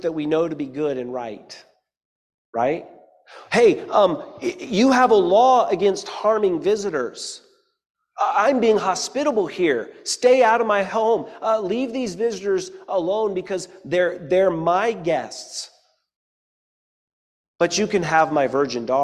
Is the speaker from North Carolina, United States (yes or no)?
yes; Eastern North Carolina, United States; I grew up in Eastern North Carolina